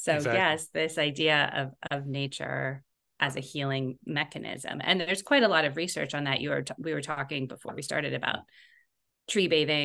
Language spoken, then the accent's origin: English; Canada; growing up in Canada and then, you know, living at high latitudes a lot of the time.